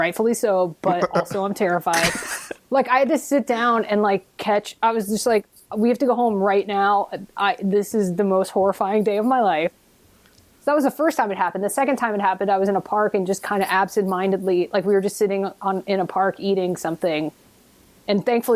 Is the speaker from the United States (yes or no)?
yes; the South, United States; moved away as an adult; now in Brighton, United Kingdom; growing up in the South